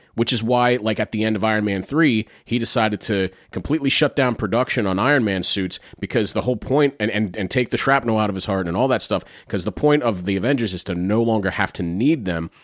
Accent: Carlisle, Pennsylvania, United States; my hometown of Carlisle, Pennsylvania

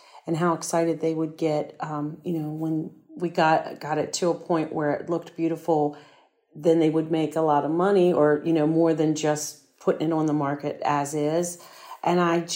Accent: Prince George's County, Maryland, United States; I grew up in Prince George's County

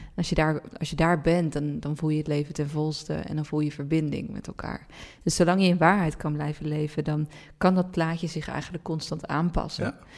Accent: Randstad, Netherlands; we zijn opgegroeid in de Randstad, mhm. met z'n allen

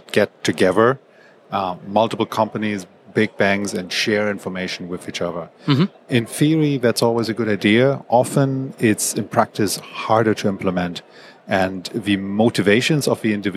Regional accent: Germany; moved away as an adult; also born or lived in Hong Kong; now in Singapore; I'm originally from Germany

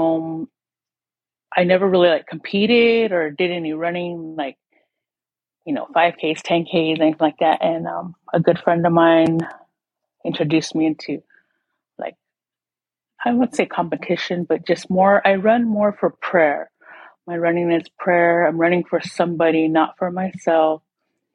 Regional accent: Tohono O'odham Nation, southern Arizona, United States; I'm from the Tonawatam Nation. We are far south along the Mexico border

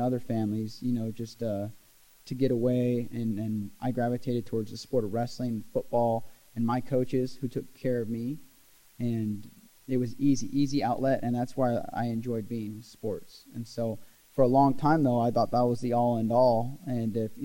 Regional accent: Glendale, Oregon, United States; Grew up in Glendale, Oregon. Small town, kind of a logger's town

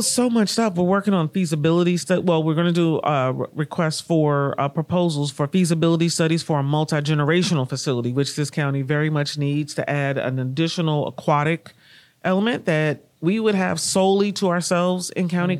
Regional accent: Kansas City, Missouri, United States; moved away as an adult; also born or lived in Washington, D.C.; my hometown of Kansas City, Missouri

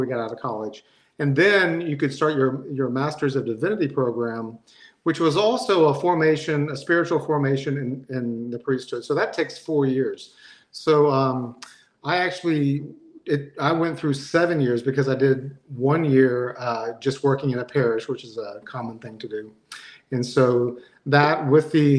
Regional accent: Marietta, Georgia, United States; also born or lived in Monroe, Georgia; I grew up in Marietta, actually, which is just northwest of Atlanta, one of the suburbs northwest of Atlanta. And so I've been in the Atlanta area all my life

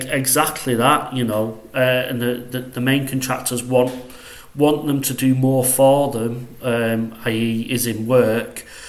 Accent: Salford, North West England, United Kingdom; accent: northwest; I'm from Salford, if you know where that is, uh, just outside Manchester. So, uh, yeah, that's where I'm from. That's where I currently am.

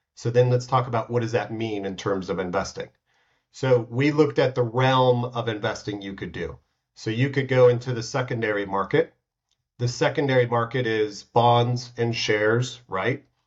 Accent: United States; now in Switzerland; I'm from the States

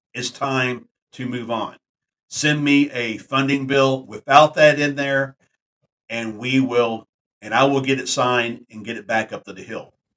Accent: Texas, United States; my home state of Texas

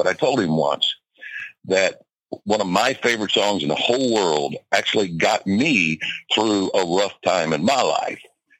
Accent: Lexington, Kentucky, United States; also born or lived in Georgia / Panama City Beach, Florida; At the moment, I am in Kentucky, and I am from Kentucky. Kentucky is my home, Lexington, but we have a place in Georgia, and we also have a home in Panama City Beach, Florida.

